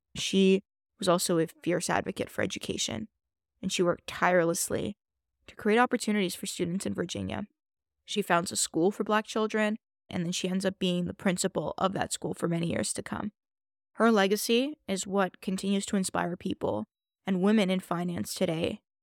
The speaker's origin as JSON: {"language": "English", "town": "Toronto", "region": "Ontario", "country": "Canada", "tie": "born or raised there", "said": "I grew up in Toronto"}